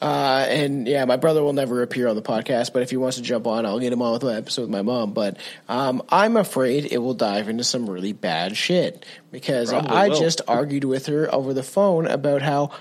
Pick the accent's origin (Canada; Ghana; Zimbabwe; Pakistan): Canada; I'm a Canadian